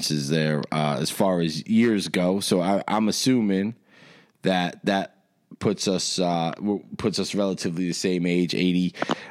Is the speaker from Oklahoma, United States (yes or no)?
no; New Jersey, United States; now in Nazareth, United States; I'm originally from Jersey. I live out in PA now